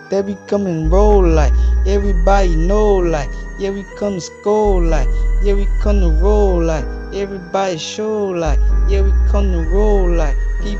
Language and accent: English; Baton Rouge, Louisiana, United States; I'm from Baton Rouge. This is where I'm from. And in my hood, we don't mess around